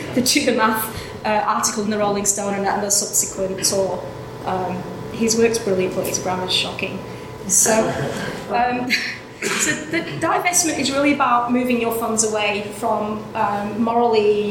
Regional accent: Brisbane, Queensland, Australia; Brisbane, which is my hometown

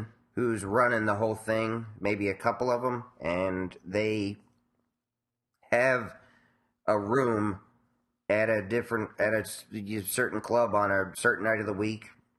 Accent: New York City, New York, United States; growing up in Spanish Harlem.

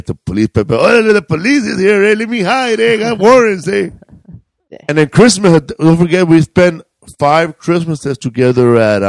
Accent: Cleveland, Ohio, United States; I grew up in the Project of Cleveland.

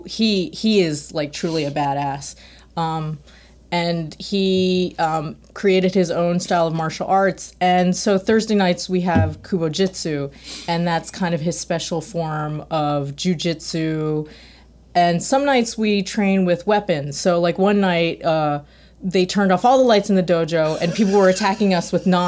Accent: Philadelphia, Pennsylvania, United States; I was born in Philadelphia. I'm ethnically Korean

